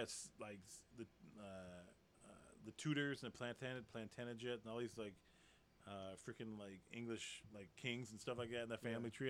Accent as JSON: {"language": "English", "region": "North Carolina", "country": "United States", "tie": "born or raised there", "said": "there are G.I. Joes in that backyard, the house I grew up in North Carolina."}